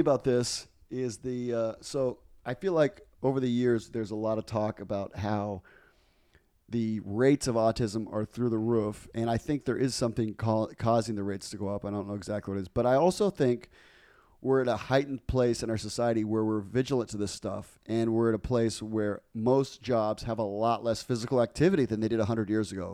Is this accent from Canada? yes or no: no; Guayaquil, Guayas, Ecuador; moved away; I grew up in Guayaquil, the largest city